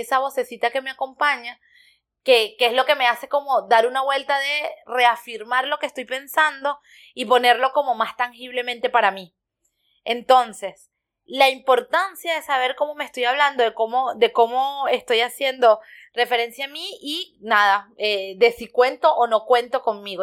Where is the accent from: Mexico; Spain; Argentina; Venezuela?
Venezuela; moved away; soy venezolano